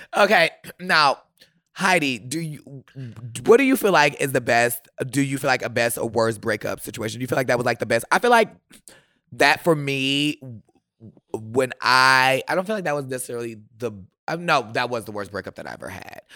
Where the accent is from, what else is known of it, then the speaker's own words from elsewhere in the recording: Milwaukee, Wisconsin, United States; I am from Milwaukee